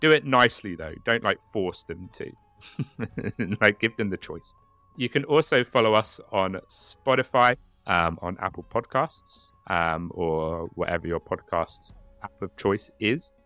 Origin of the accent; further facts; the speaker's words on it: United Kingdom; I'm very British